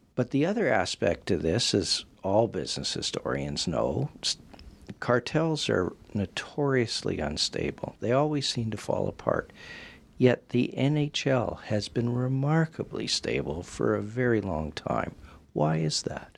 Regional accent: Western Canada, Canada; growing up in Western Canada

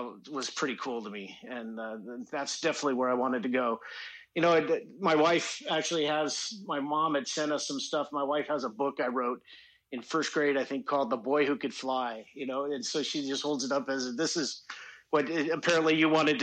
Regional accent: Seattle, Washington, United States; moved away as an adult; I grew up in Seattle, Washington.

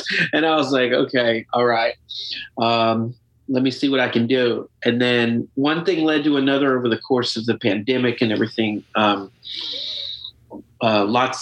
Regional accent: Memphis, Tennessee, United States; moved away as an adult; also born or lived in San Diego / New Orleans / Austin / New York; now in Greensboro, United States; being from Memphis and growing up there

